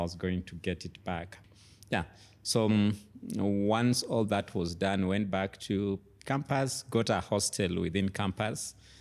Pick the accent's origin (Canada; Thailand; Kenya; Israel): Kenya; Kitale, Trans-Nzoia County; moved away; also born or lived in Nairobi, Kenya; I grew up in Kitale, an agricultural town